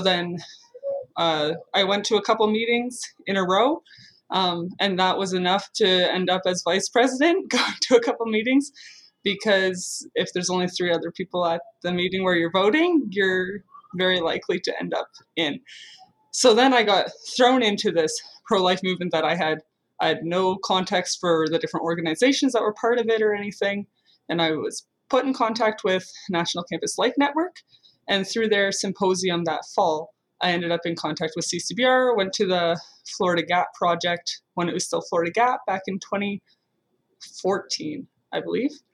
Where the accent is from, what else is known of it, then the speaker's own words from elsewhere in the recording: Guelph, Ontario, Canada; I grew up in Guelph, Ontario